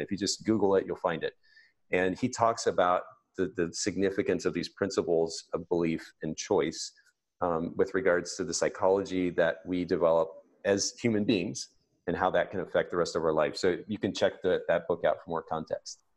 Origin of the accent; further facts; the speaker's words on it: Japan; moved away; I grew up in Japan, so the, the Japanese kanji characters are particularly uh, meaningful to me